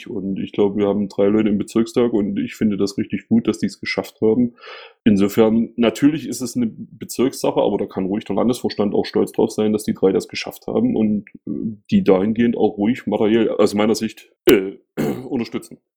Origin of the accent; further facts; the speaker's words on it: Ismaning, Bavaria, Germany; Ich sehe das bei uns gerade im Münchenland äh, richtig schwierig an. Also äh, Beispiel Ismaning, wo ich herkomme